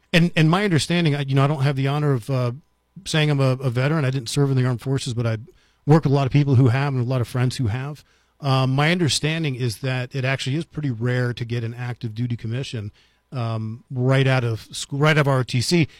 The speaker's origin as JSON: {"language": "English", "country": "United States", "tie": "born or raised there", "moved": "yes", "lives_now": "Las Cruces, United States", "said": "I grew up right outside of Washington, D C"}